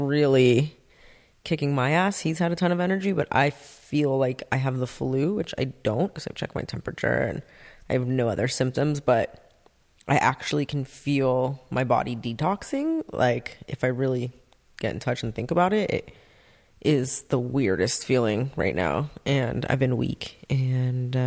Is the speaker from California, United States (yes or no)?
yes; Santa Monica, California, United States; also born or lived in North Hollywood; now in Agoura Hills, United States; I grew up in Santa Monica, LA area